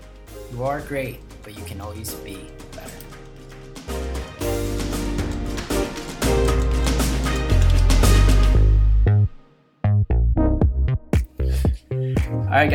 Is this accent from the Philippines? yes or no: yes; Philippines; I'm Filipino